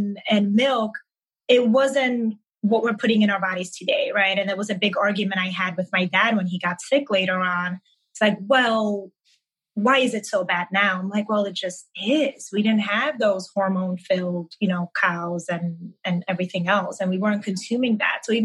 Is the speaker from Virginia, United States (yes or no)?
no; New York City, New York, United States; English is a second language; also born or lived in Manhattan; I grew up in Brooklyn and then I relocated to Manhattan